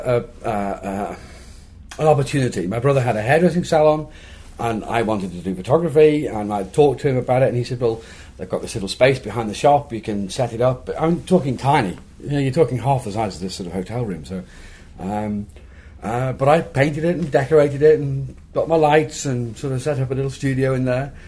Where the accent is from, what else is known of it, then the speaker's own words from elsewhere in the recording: Liverpool, North West England, United Kingdom; my hometown of Liverpool.